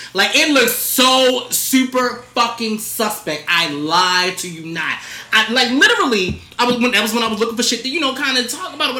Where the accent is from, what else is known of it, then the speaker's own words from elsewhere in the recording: Baltimore, Maryland, United States; Not because the bias, because I'm from Baltimore.